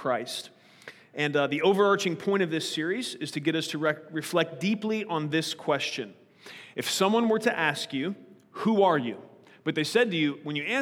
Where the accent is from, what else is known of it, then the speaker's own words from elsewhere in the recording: United States; I'm an American today